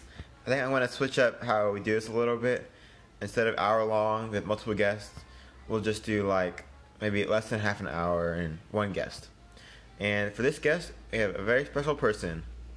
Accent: Nassau Bay, Texas, United States; now in Wichita Falls, United States; I was born in Nassau Bay.

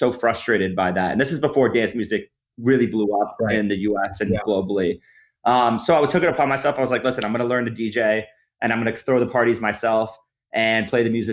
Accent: New York, United States; moved away; I'm from New York originally, born and raised there

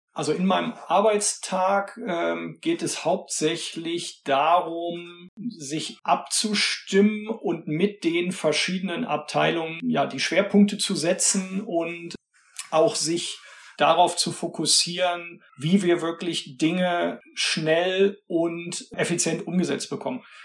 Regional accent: Cologne, North Rhine-Westphalia, Germany; also born or lived in Bayreuth; Ich komme aus Köln, bin auch in Köln geboren, lebe hier

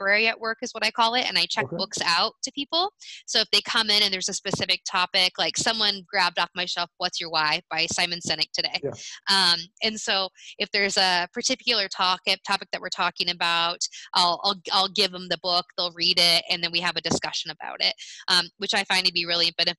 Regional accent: United States; as an American

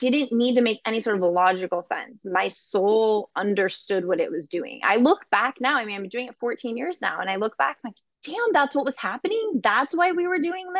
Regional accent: California, United States; moved away as an adult; now in Chicago, United States; I'm from California originally

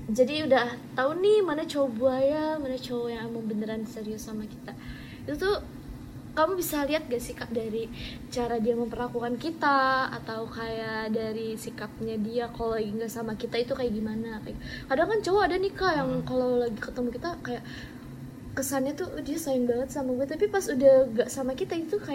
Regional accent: Bandung, West Java, Indonesia; now in Bogor, Indonesia; betul aku asli Bandung nah udah gitu karena papa aku pindah kerja ke Bogor jadi aku tinggal di Bogor jadi aku kayak kangen banget sama kota asal aku gitu

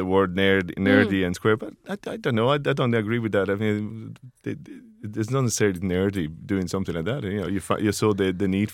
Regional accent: Rome, Lazio, Italy; now in Ireland; I'm from Rome

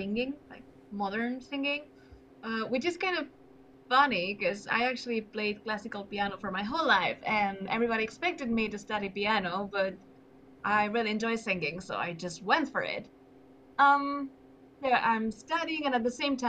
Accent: Spain; also born or lived in near Barcelona; I'm from Spain. I live near Barcelona

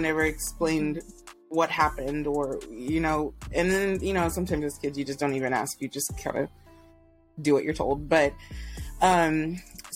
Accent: Texas, United States; moved away; also born or lived in Houston; I'm from Texas

